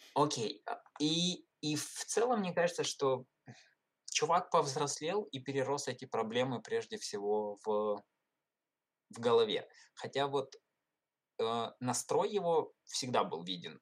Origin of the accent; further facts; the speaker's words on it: Ukraine; я из Украины